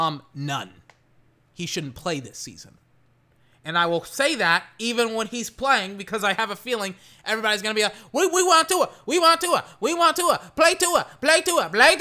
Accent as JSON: {"language": "English", "region": "Texas", "country": "United States", "said": "I'm from Texas. Everyone in Austin is pretty much a Cowboy fan, if they're not a Longhorn fan."}